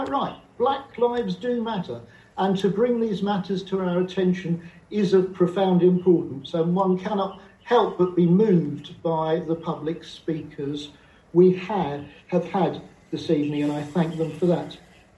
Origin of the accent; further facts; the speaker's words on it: London, United Kingdom; moved away; I was born in East London and grew up in North London in a heavily Jewish area